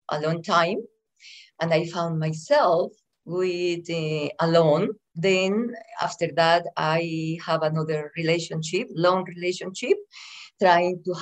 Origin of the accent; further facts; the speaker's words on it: Antioquia, Colombia; English is a second language; moved away as an adult; now in United States; I am from Colombia. Mm-hmm. I was born in a little town very close to the second city of Colombia, which is Medellin.